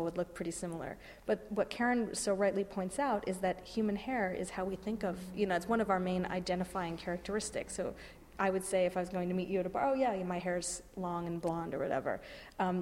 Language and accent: English; California, United States; now in New York, United States; I grew up in California where we had lots of access to nature and natural history museums